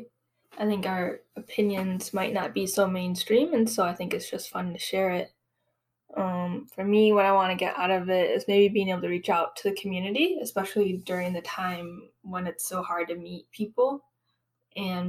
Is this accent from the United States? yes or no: yes; Michigan, United States; also born or lived in Korea; I grew up in Michigan